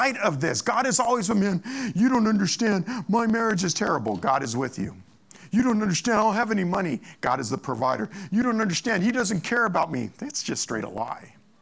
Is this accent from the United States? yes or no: yes; Monrovia, California, United States; I grew up in Monrovia, and we used to ride our bikes over to Fish Canyon